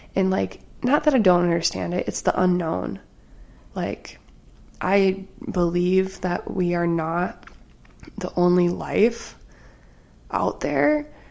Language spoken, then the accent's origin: English; Wisconsin, United States; I'm from Wisconsin